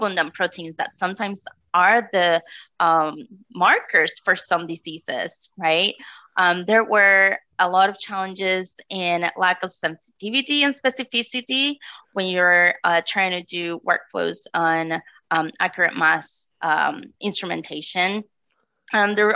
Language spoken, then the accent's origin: English; Puerto Rico; moved away as an adult; now in North Texas, United States; Yeah, so I am from Puerto Rico. I did my undergraduate studies there, and I decided to leave such a beautiful tropical island